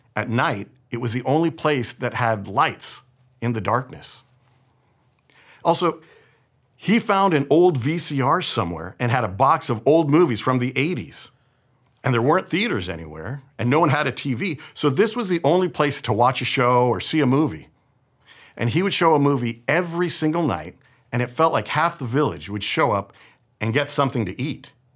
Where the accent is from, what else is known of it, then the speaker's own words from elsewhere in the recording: San Francisco, California, United States; I was born here in San Francisco and raised here in the Bay Area